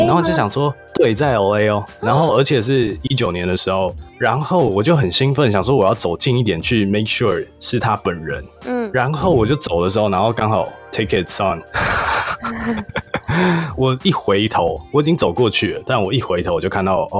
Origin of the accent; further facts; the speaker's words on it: Taiwan; now in United States; 所以这件事情其实我从台湾刚来的时候，我觉得特别爽，就开车特别爽，因为。在台湾是不能红灯右转，但是你过来美国以后